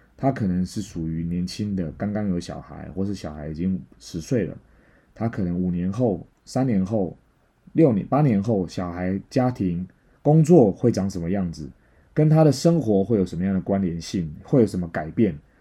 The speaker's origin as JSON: {"language": "Chinese", "country": "Taiwan", "moved": "as an adult", "lives_now": "Malaysia", "said": "我是台湾人，再次重申。OK？ 我在这边做房地产做很多年了"}